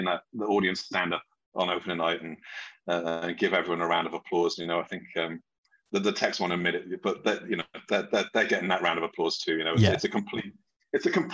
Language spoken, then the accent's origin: English; Wales, United Kingdom; I'm originally from Wales in the UK. And I was very fortunate that the high school I went to had a really good drama school